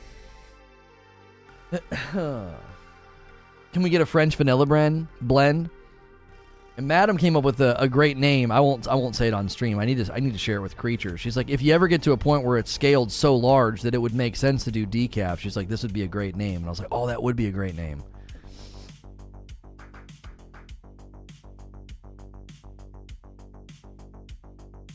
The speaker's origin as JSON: {"language": "English", "country": "United Kingdom", "accent": "British", "said": "It's called being a Brit. You know, it is funny. It is funny that the accent helps."}